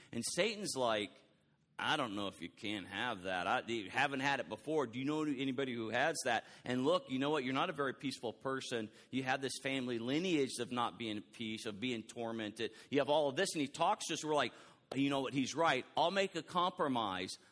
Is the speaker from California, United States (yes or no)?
no; Texas, United States; I am so from Texas